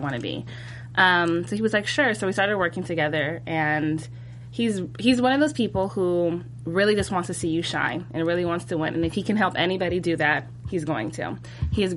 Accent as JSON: {"language": "English", "region": "Northern California", "country": "United States", "moved": "as an adult", "said": "I'm actually from Northern California."}